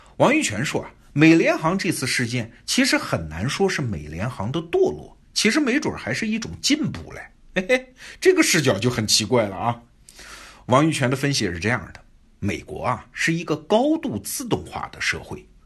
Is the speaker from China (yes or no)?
yes; China; 我们中国人隔着太平洋也觉得挺奇怪的呀